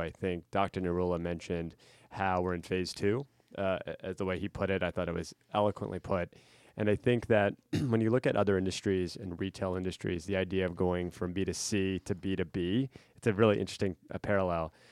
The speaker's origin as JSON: {"language": "English", "region": "central Pennsylvania", "country": "United States", "tie": "born or raised there", "said": "my hometown in central P"}